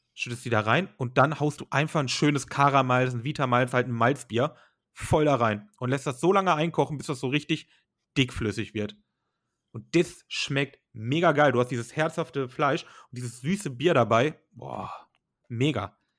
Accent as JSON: {"language": "German", "country": "Germany", "said": "bei uns in Deutschland"}